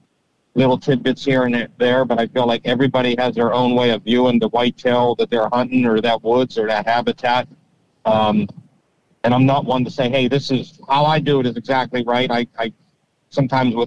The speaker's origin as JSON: {"language": "English", "town": "Pittsburgh", "region": "Pennsylvania", "country": "United States", "tie": "born or raised there", "said": "I grew up near Pittsburgh, just south of Pittsburgh"}